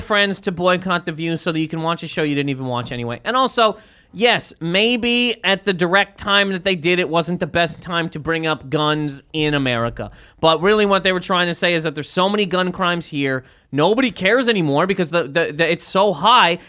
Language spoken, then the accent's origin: English; Canada; I'm from Canada.